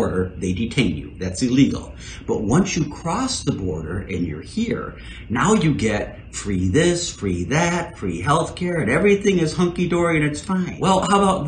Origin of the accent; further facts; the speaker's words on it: Chicago, Illinois, United States; I was born in Chicago, Illinois